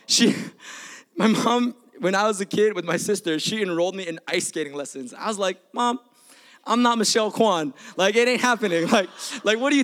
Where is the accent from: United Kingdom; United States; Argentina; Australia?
United States; Bay Area, California; also born or lived in Milpitas; I grew up in the Bay Area